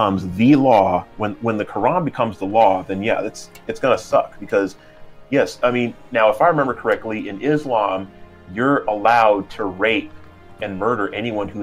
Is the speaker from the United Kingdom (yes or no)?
no; United States; me being American